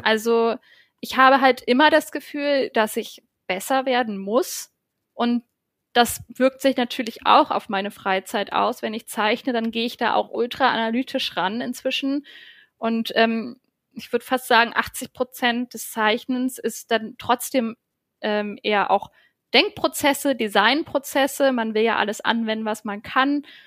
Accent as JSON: {"language": "German", "region": "Brandenburg", "country": "Germany", "tie": "born or raised there", "also_born_or_lived": "Hamburg", "moved": "as an adult", "lives_now": "Berlin, Germany", "said": "ich komme vom Dorf aus Brandenburg"}